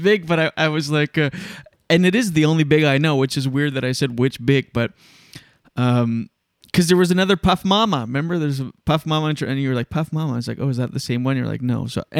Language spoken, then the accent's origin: English; Canada; I'm very Canadian.